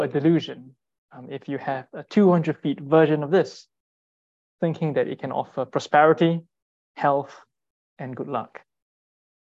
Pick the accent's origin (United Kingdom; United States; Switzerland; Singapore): Singapore; moved away; I'm from Singapore, and growing up, idolatry was quite commonplace